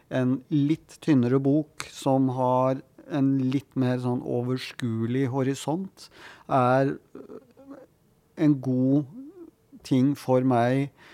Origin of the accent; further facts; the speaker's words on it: Oslo, Norway; Jeg hadde en eh, god barndom og ungdomstid på Grorud